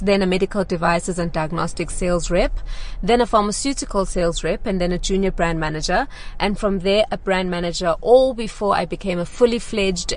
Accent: Durban, KwaZulu-Natal, South Africa; I come from KwaZulu-Natal, Durban, where everyone knew everyone, and I was raised in different townships within that small town

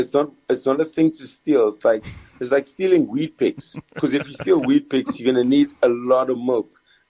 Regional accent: Durban, KwaZulu-Natal, South Africa; I grew up in Durban

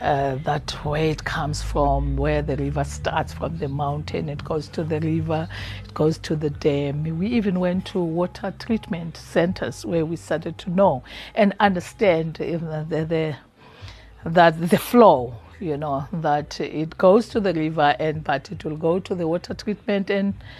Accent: Free State, South Africa; I'm coming from Free State. I would see the mountains is full of beautiful flowers

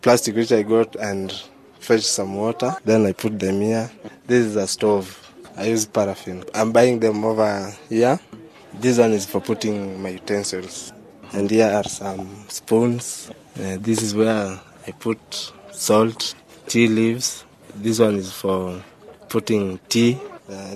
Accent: Nairobi, Kenya; I come from Madare and I was born in Nairobi, and I started my school in Pumwani Primary

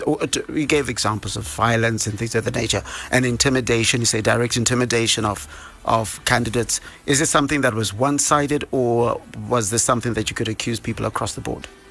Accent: Bulawayo, Zimbabwe; now in Harare, Zimbabwe; from my hometown, uh, Bulawayo

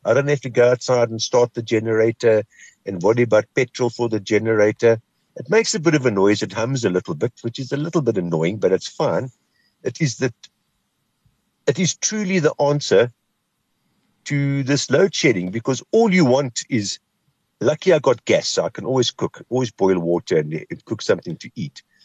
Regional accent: Kimberley, Northern Cape, South Africa; moved away; I'm from Kimberley.

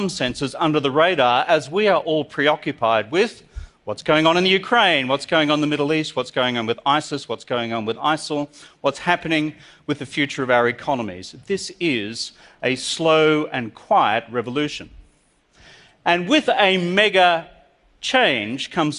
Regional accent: Australia; I'm from Australia

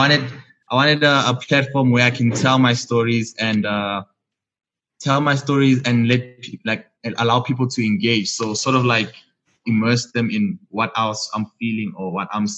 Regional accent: Johannesburg, Gauteng, South Africa; So I'm from the south of Johannesburg, in Haddon. It's really, really small.

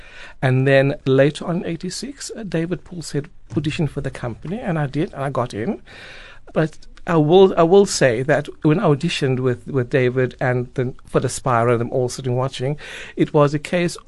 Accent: Port Elizabeth, Eastern Cape, South Africa; now in Cape Town, South Africa; I'm from Port Elizabeth, where back in the mid-80s, not much has been happening or going on as far as the arts is concerned, especially where I come from.

